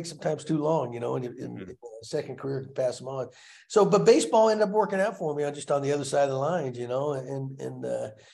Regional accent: Texas, United States; growing up in Texas, playing football

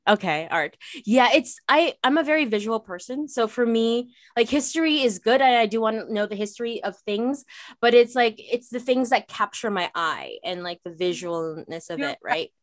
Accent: Canada; I'm Canadian

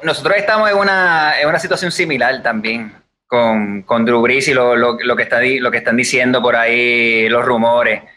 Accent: Puerto Rico; somos boricuas, criados aquí

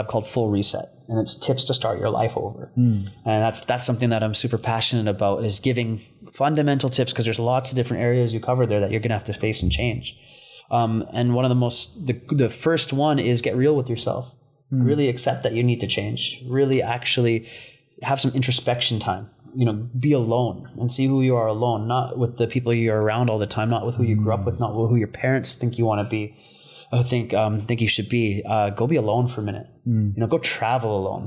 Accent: Vancouver, British Columbia, Canada; moved away as an adult; now in Bali, Indonesia; I was a product of my environment growing up in East Vancouver

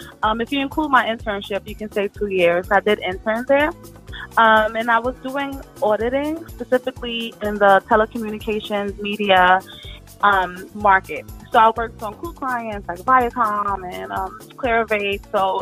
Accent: New York City, New York, United States; also born or lived in Brooklyn / Yonkers; I was born in the Bronx, raised in the Bronx.

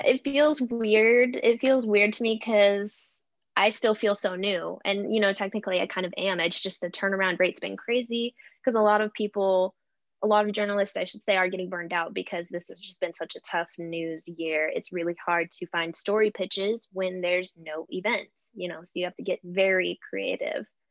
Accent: area of the Almeda Fire, Oregon, United States; my hometown or my community

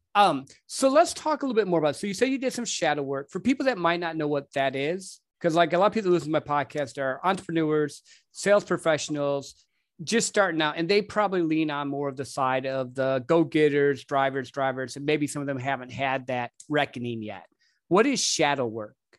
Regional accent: Midwest, United States; I grew up in the Midwest

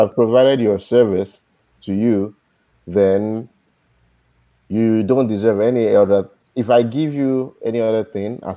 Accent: Nigeria; moved away; I'm a Nigerian too. I'm a Yoruba boy

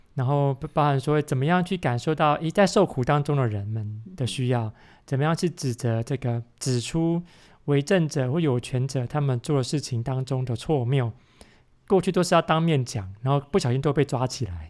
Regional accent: Taiwan; 我小时候在台湾听的

